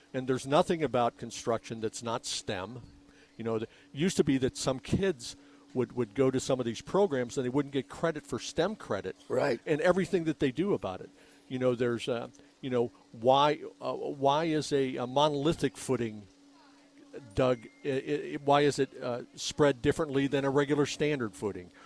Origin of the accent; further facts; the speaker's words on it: Rancho Ventura, Arizona, United States; the subdivision of the house that I grew up